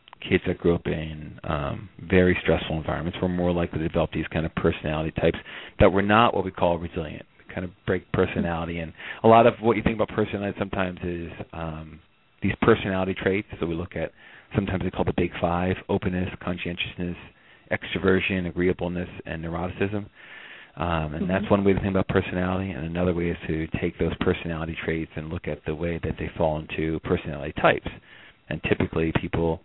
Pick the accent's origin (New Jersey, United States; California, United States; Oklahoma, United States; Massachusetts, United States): New Jersey, United States; outside of Camden; I grew up outside of Camden, in a kind of affluent suburb, a few miles away